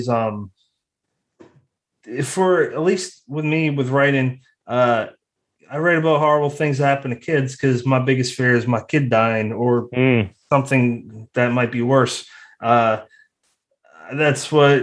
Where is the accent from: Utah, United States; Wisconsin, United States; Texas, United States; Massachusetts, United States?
Massachusetts, United States; me and Brennan, we're from Massachusetts